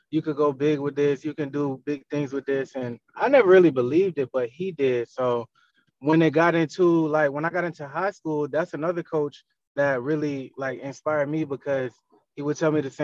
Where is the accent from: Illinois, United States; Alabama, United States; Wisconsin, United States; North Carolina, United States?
North Carolina, United States; I'm from North Carolina originally